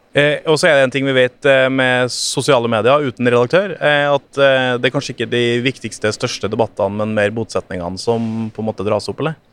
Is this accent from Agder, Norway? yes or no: no; Trøndelag, Norway; now in Oslo, Norway; Jeg har vokst opp i Trøndelag